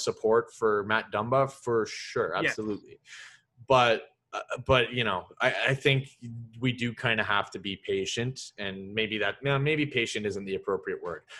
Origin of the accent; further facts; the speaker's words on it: Sudbury, Ontario, Canada; I'm from Sudbury